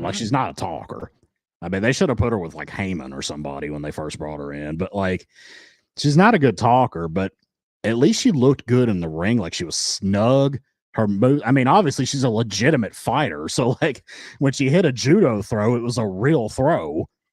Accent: United States; I am the American half of the equation

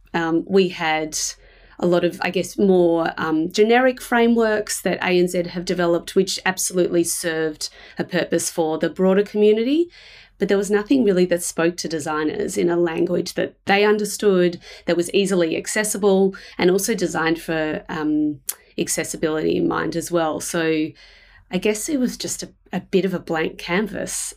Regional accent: Melbourne, Victoria, Australia; I live in Melbourne. Uh, I was born here

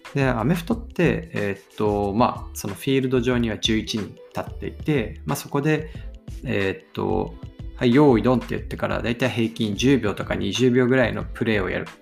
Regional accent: Aomori, Japan; 僕は青森県の生まれで雪国育ちだったんで

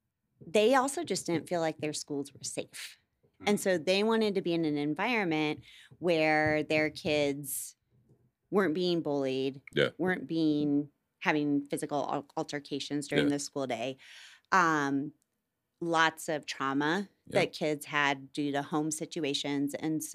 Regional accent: Midwest, United States; And so once again, I'm from the Midwest.

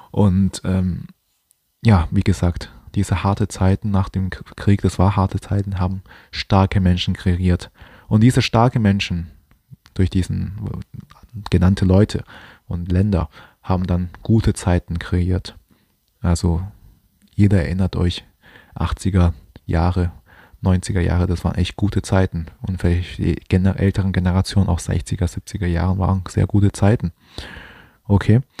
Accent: China; Ich bin zwar auch kein Deutscher, ich bin Chinese

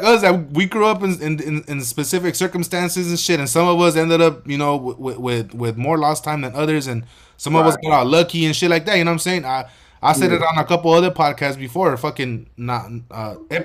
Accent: Los Angeles, California, United States; I'm from the Boyle Heights, LAUSD

